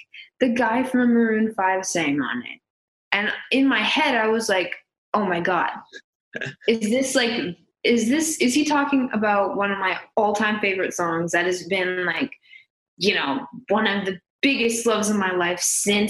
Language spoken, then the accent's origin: English; San Jose, California, United States; also born or lived in Saratoga; I'm from San Jose